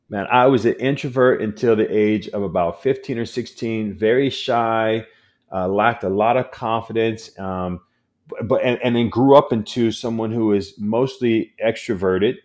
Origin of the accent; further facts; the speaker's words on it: San Diego, California, United States; I'm born and raised in San Diego.